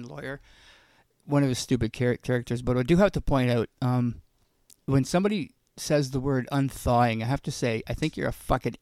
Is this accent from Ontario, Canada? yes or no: yes; Ontario, Canada; also born or lived in Saskatchewan; now in British Columbia, Canada; I'm from Ontario